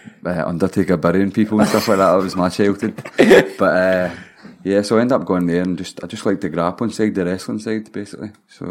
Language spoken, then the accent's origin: English; Holytown, Scotland, United Kingdom; I'm from Holytown, aye.